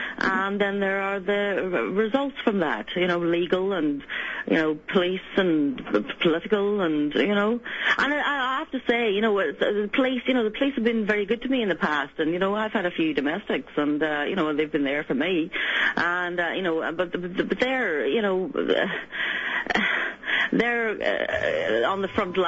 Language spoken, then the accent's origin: English; Northern Ireland, United Kingdom; now in London, United Kingdom; I'm living in London. I'm from Northern Ireland originally.